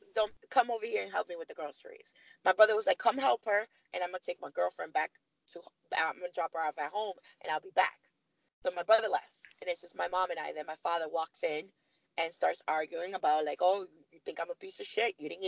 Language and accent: English; New York City, New York, United States; moved away as an adult; also born or lived in Miami; now in Virginia, United States; I grew up in Harlem